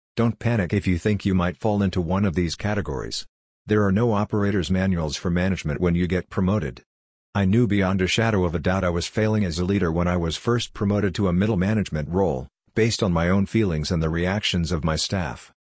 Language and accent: English; Canada; I'm Canadian